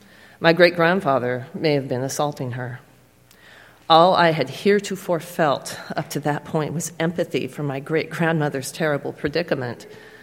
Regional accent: Salem, Oregon, United States; Growing up in Salem, I vaguely recall the Indian school on the outskirts of the city.

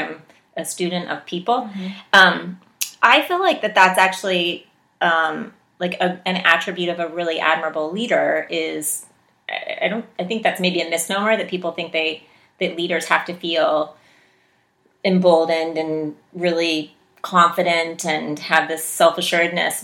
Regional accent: West Virginia, United States; moved away; I grew up in West Virginia

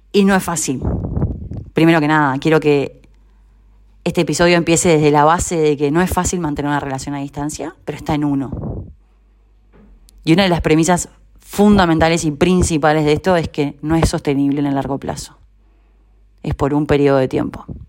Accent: Uruguay; moved away as an adult; now in Argentina; hace un año vivo en Argentina, soy uruguaya

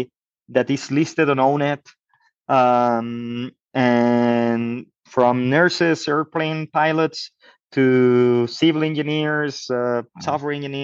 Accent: Mexico; I'm from Mexico.

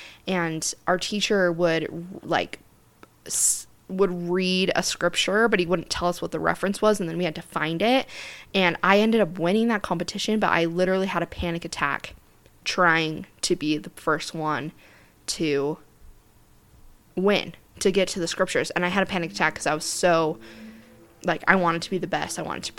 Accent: Centerville, Utah, United States; I was part of the Centerville City, the city that I grew up in Utah.

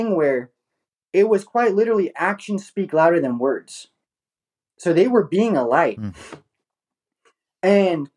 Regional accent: Oakdale, California, United States; I was born and raised in Oakdale, California.

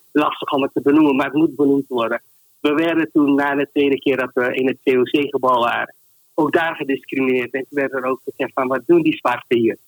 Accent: Suriname; now in Netherlands; Ik werd gediscrimineerd als Surinamer

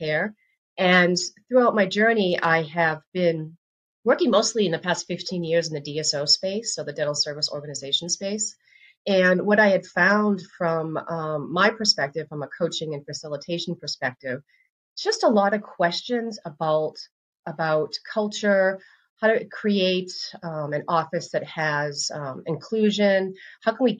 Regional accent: Northeast, United States; also born or lived in the South; now in US South; I'm originally from the Northeast. And now I'm in the South

